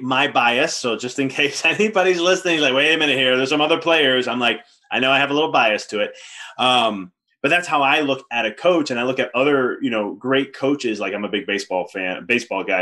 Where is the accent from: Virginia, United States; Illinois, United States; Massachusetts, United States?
Illinois, United States; Chicago; I'm from Chicago too